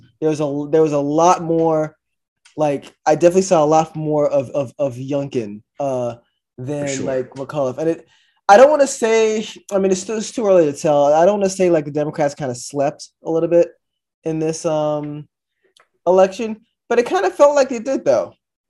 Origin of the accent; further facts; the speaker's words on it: Virginia, United States; we're from Virginia.